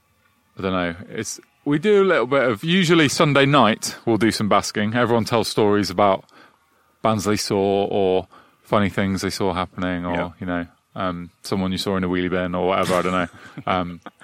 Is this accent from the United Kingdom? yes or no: yes; Midlands, England, United Kingdom; born or raised there; also born or lived in London